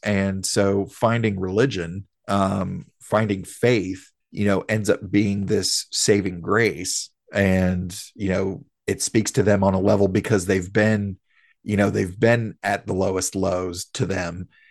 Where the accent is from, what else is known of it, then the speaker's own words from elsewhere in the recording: the South, United States; we're born and raised in the South